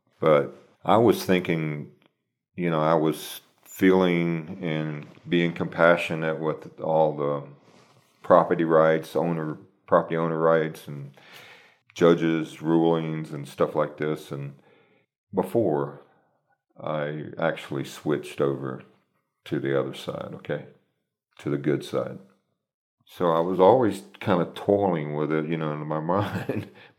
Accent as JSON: {"language": "English", "region": "Texas", "country": "United States", "said": "I came from Texas, so believe me, there's a lot of companies that, you know, it's all about the almighty dollar"}